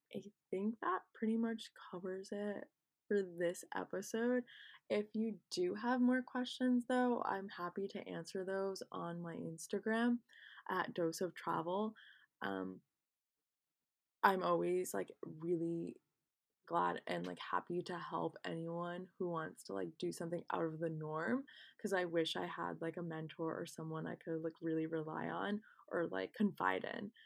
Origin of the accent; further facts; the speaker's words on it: United States; I'm not Indian and I'm, in fact, Pakistani, but I'm actually American